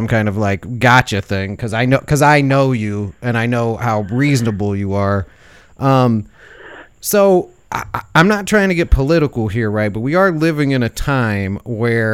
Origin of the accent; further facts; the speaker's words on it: Chicago, Illinois, United States; where I grew up in Chicago is right next to Skokie, Illinois